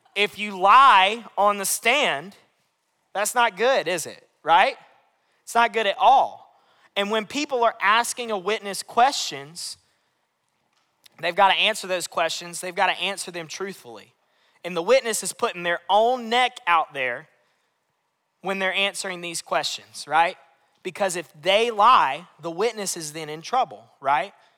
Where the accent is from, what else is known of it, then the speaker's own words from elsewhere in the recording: London, United Kingdom; I'm 19 and I'm from West London.